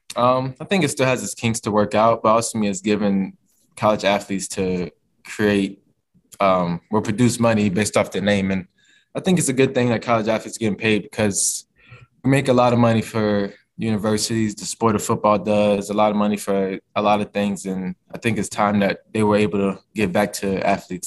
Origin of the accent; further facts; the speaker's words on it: Virginia, United States; moved away as an adult; now in Kentucky, United States; being a Virginia guy, you know, my process growing up was, you know, I always wanted to represent my home state